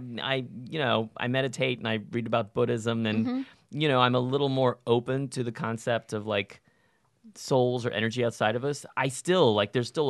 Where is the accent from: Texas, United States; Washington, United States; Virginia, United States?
Texas, United States; I'm from Texas, like home of the tall tale